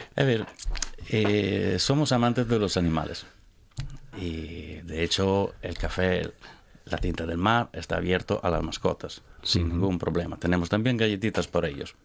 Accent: village next to Laura Pausini's, Emilia-Romagna, Italy; Spanish is a second language; moved away as an adult; also born or lived in Barcelona, Spain; now in Gijón, Spain; Yo vengo del pueblo al lado de …. Es un pueblo pequeño, en la colina

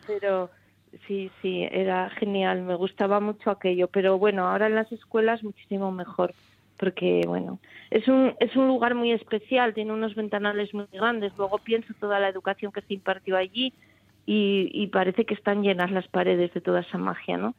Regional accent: Oviedo, Asturias, Spain; moved away as an adult; now in Puerto de Vega, Spain; yo nací en Oviedo y mi familia está aquí

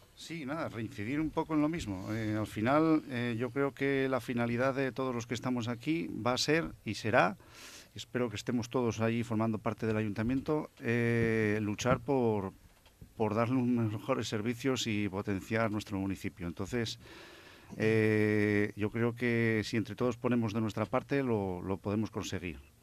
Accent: Langreo, Asturias, Spain; los que vivimos en Langreo y somos de Langreo

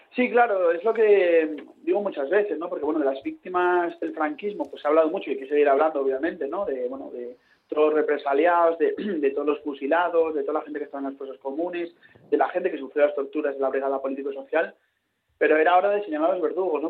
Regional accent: Avilés, Asturias, Spain; Asturias, que la tierra donde yo nací.

